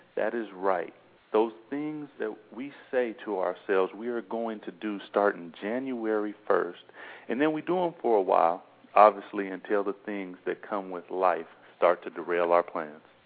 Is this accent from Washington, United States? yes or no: yes; Seattle, Washington, United States; we're Seattle Seahawks fans and we're from Seattle